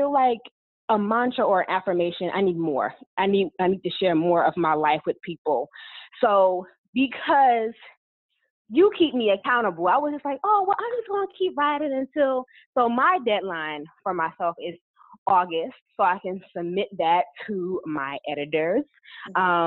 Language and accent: English; Englewood, New Jersey, United States; also born or lived in North Carolina; now in Dallas, United States; I am originally born and raised in Englewood, New Jersey, in Northern Jersey